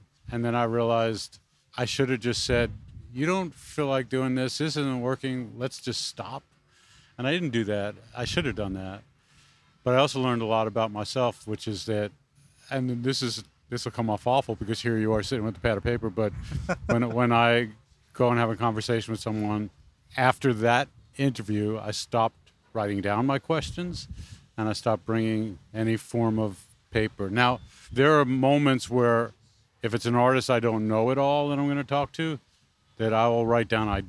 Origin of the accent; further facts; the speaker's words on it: New York City, New York, United States; I grew up in Brooklyn.